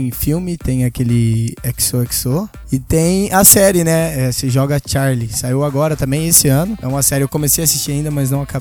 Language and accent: Portuguese; Mirassol, São Paulo, Brazil; eu já toquei no rodeio da minha cidade, Mirassol